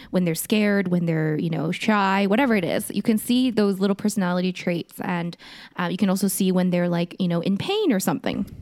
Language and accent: English; South Korea; moved away; I was born in Korea